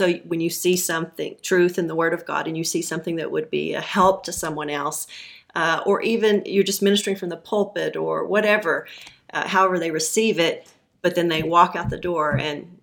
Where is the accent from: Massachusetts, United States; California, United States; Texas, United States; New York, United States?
Texas, United States; Levelland; also born or lived in Canyon, Texas / Lubbock, Texas; about fourth grade is when I moved to Levelland and ended up graduating high school there